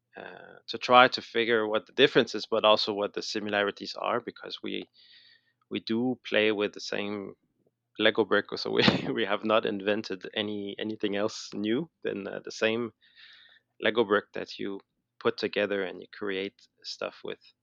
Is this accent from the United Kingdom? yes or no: no; Montreal, Quebec, Canada; moved away as an adult; now in Billund, Denmark; you might have noticed I have, still have a little accent, I guess, uh, so I'm from, I'm from Montreal, I'm from Canada